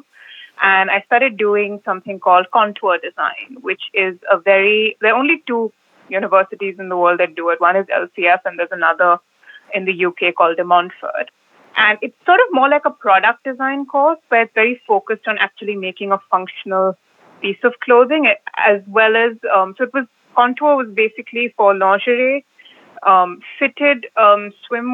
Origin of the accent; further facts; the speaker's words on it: India; I'm from India originally.